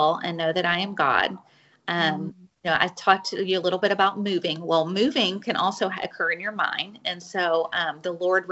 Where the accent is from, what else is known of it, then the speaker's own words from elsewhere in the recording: Fort Worth, Texas, United States; I am from Fort Worth, Texas. I still live in Fort Worth